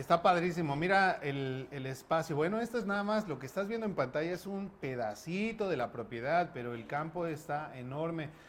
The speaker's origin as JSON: {"language": "Spanish", "country": "Mexico", "said": "como mexicano, pretexto no nos hacen"}